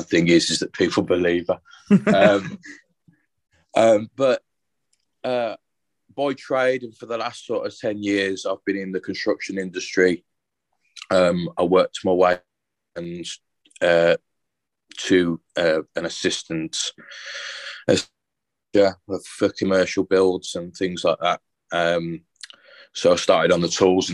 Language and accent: English; Birmingham, West Midlands, United Kingdom; also born or lived in Worcester; I live and I'm from Birmingham. And we're moving to Worcester.